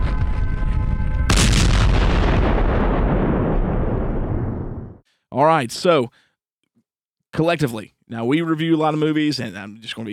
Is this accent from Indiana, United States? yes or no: yes; Indiana, United States; also born or lived in Muncie, Indiana; now in East Tennessee, United States; We're some Indiana boys